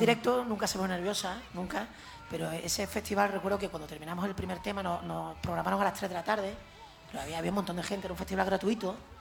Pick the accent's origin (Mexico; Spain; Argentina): Spain; Jerez de la Frontera, Andalusia; now in El Puerto de Santa María, Spain; yo soy de Jerez, vivo en el puerto